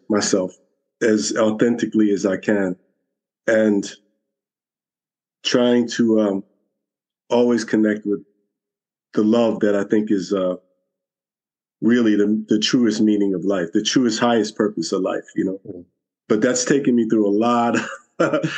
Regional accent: New York City, New York, United States; I was born and raised here in Brooklyn, New York, 60 years

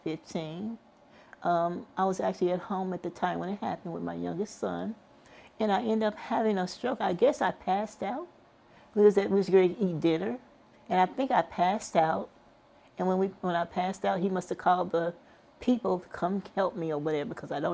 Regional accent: Kansas City, United States; Yes, I came from Kansas City, Missouri, in Kansas City, Kansas.

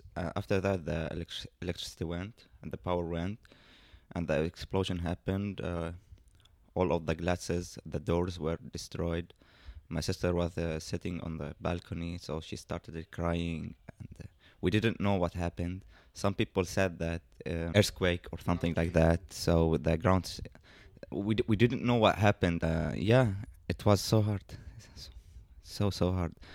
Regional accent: Lebanon; my whole life uh, I've been here in Lebanon. I studied here in Lebanon

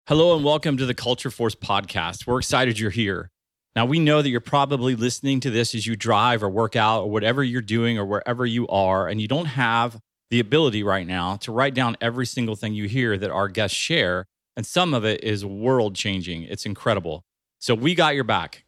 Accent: Ohio, United States; I grew up in Ohio

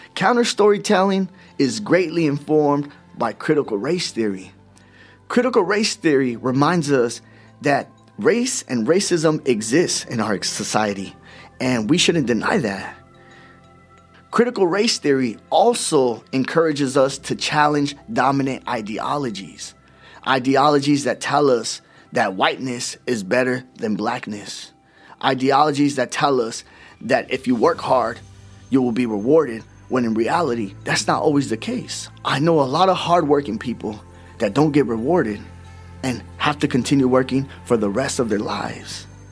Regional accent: Oxnard, California, United States; I'm a Chicano from Oxnard, California

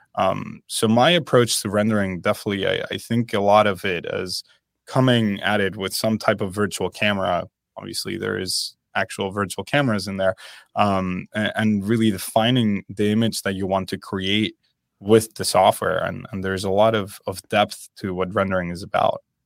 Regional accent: Spain; moved away; I am originally from Spain

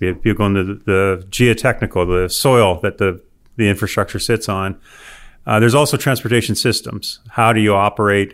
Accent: Windsor, Ontario, Canada; also born or lived in Alberta / Nebraska / Texas; now in Auburn, United States; I grew up in Windsor, Ontario, which is right across from Detroit

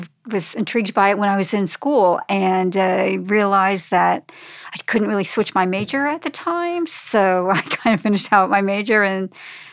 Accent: New Jersey, United States; moved away as an adult; now in Frederick, United States; I was from New Jersey and ended up getting a job at Gesture Type, which was the first desktop publishing company here in Frederick

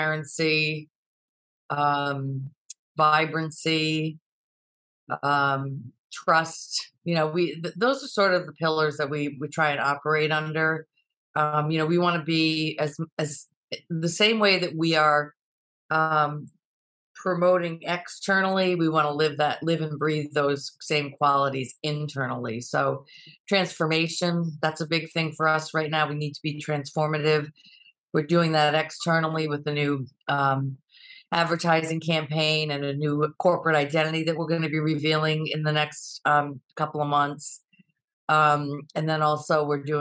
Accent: South Kingstown, Rhode Island, United States; moved away as an adult; now in Boston, United States; found a job in my hometown community of South Kingstown

